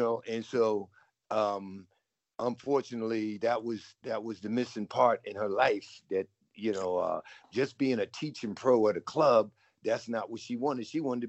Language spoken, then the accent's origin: English; United States; I grew up in tennis in the New York area, New Jersey, New York